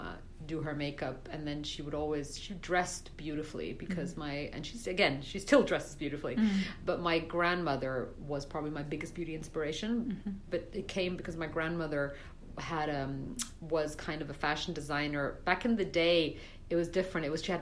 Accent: Brussels, Belgium; So I was living in Brussels. Okay. I grew up in Belgium.

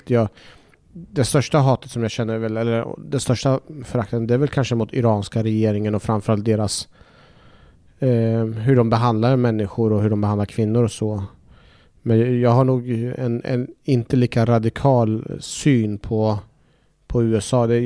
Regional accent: Iraq; jag hade ju väldigt mycket minnen från när jag växte upp i Irak där jag jag kopplade väldigt mycket till min uppväxt och att vår skola stängde igen och att vi fick skickas iväg utomlands.

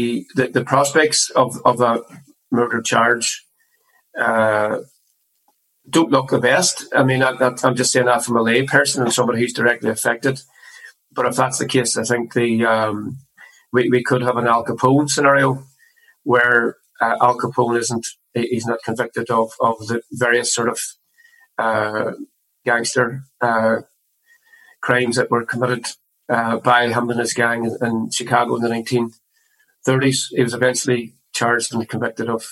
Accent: Derry, Northern Ireland, United Kingdom; born and raised in the Brandywell area, where we were brought up as well

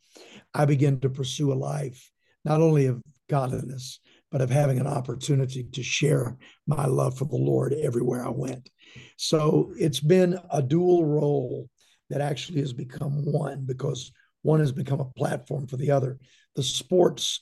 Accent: Shreveport, Louisiana, United States; also born or lived in Texas; I was born in Texas and raised in Louisiana. My dad was a legendary leader and pastor in Shreveport all of my life

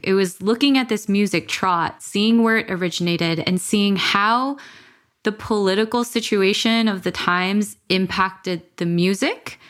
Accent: Los Angeles, California, United States; growing up in America

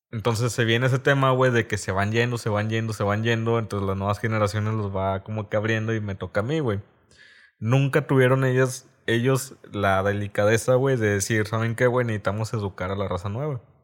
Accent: Reynosa, Tamaulipas, Mexico

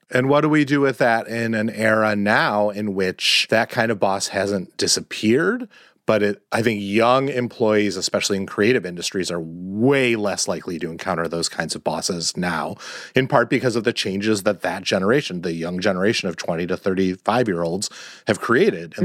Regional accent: Wisconsin, United States; moved away; also born or lived in Washington, D.C. / New York City; grew up in Wisconsin

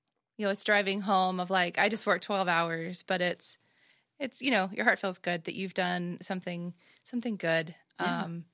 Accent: Nashville, Tennessee, United States; from Nashville, Tennessee.

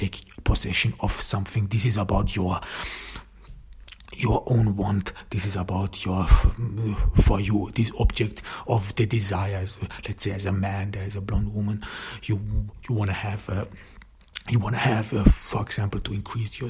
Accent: Austria; I grew up in Austria, in the countryside

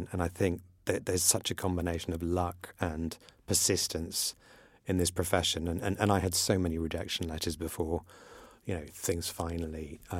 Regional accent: Iran; It's something I grew up in Iran, which was very tolerant of all religions and actually was very, at the time, very friendly with Israel.

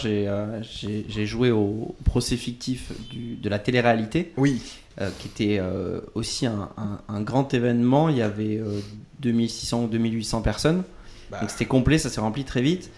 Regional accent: Bordeaux, Nouvelle-Aquitaine, France; moved away; also born or lived in Poitiers; je viens de Bordeaux, par exemple, et après, je suis, euh, je suis passé par Poitiers

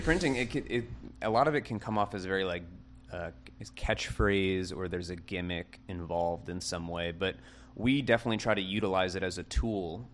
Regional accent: Kenner, Louisiana, United States; I'm from Kenner as well.

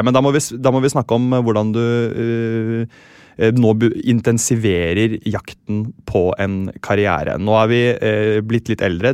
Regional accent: Sandefjord, Vestfold, Norway; Jeg er jo fra Sandefjord selv

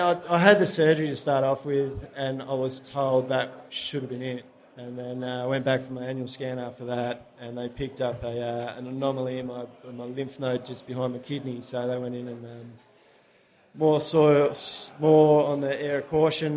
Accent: Australia; Mum and dad are still down there. My partner's mum and sister are down there, so it's just a easy place to live and grow up

